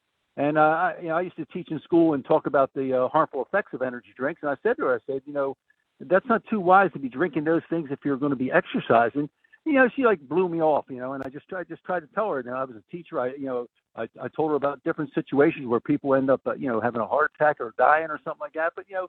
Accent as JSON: {"language": "English", "region": "New Jersey", "country": "United States", "moved": "yes", "lives_now": "Naples, United States", "said": "We're originally from Jersey. We go back and forth."}